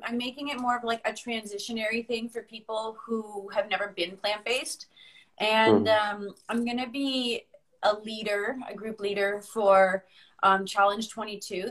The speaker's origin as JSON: {"language": "English", "country": "Canada", "also_born_or_lived": "Northern Ireland", "moved": "yes", "said": "as a Canadian"}